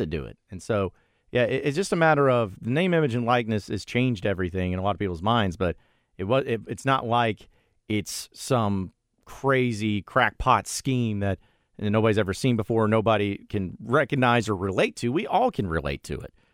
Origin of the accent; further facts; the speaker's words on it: Fayetteville, Arkansas, United States; came to my school growing up in Fayetteville.